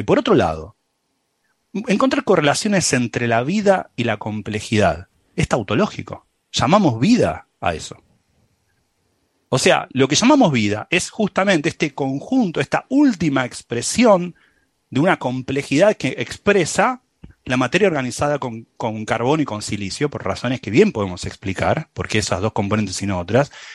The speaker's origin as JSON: {"language": "Spanish", "area": "San Telmo", "region": "Buenos Aires", "country": "Argentina", "accent": "San Telmo", "moved": "yes", "said": "mi acento de San Telmo"}